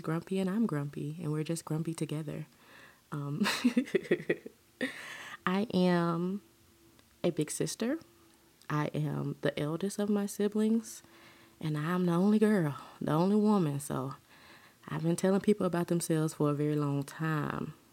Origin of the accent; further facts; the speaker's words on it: Huntsville, Alabama, United States; born and raised in the South, Huntsville, Alabama, to be exact.